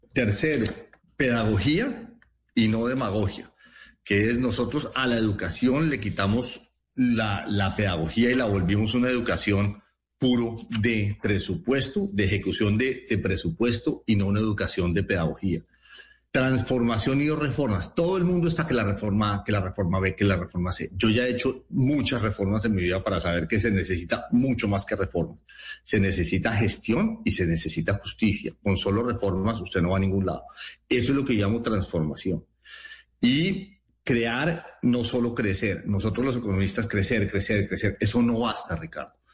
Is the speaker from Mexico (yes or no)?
no; Llanos Orientales, Colombia; moved away; Yo pasé mi infancia en sitios en los llanos orientales y, y conozco bien eso